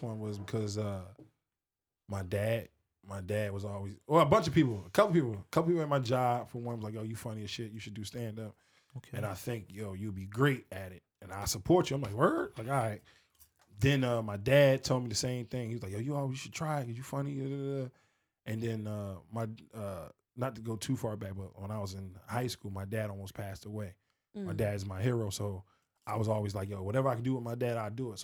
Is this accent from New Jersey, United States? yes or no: yes; Newark, New Jersey, United States; also born or lived in Pennypacker, Willingboro; I'm from Newark, New Jersey